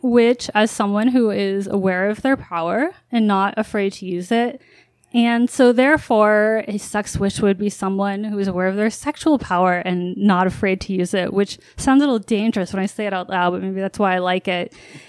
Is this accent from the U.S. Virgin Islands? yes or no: yes; U.S. Virgin Islands; Growing up in the Virgin Islands was, on one hand, you know, like living in paradise, you know, literally after school.